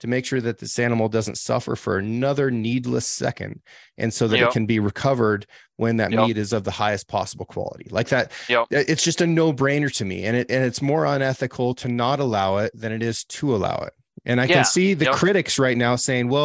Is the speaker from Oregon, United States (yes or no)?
yes; Oregon, United States; I'm from Oregon